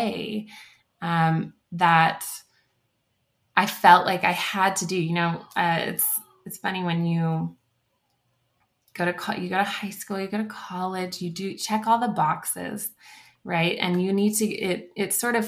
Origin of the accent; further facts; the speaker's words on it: The Woodlands, Texas, United States; moved away as an adult; also born or lived in San Marcos, Texas; now in Littleton, United States; I grew up in the Woodlands, Texas, so it's north of Houston. And so I'm a native Texan